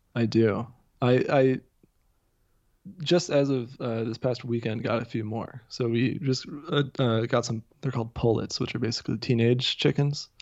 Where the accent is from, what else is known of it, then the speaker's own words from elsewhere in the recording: near Dayton, southwest Ohio, United States; moved away as an adult; now in Massachusetts, United States; I'm originally from the Midwest. I grew up in Ohio.